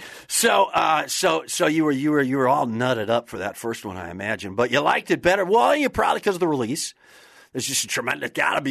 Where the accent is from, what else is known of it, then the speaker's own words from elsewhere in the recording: Wisconsin, United States; moved away; I'm originally from Wisconsin.